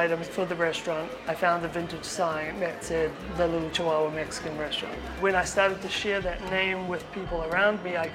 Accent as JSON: {"language": "English", "country": "New Zealand", "also_born_or_lived": "Chile", "moved": "yes", "lives_now": "San Francisco, United States", "said": "I'm originally from New Zealand. I've met my wife in Chile, and then we came to San Francisco"}